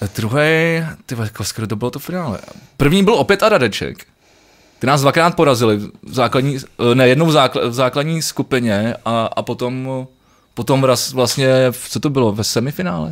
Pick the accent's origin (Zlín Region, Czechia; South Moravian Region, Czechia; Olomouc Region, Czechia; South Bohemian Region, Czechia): South Bohemian Region, Czechia; Mladá Vožice; když jsem mal jako malý ve Vožici a- Malá Vožice, dneska poprvé, jsem, jsem chodil koledovat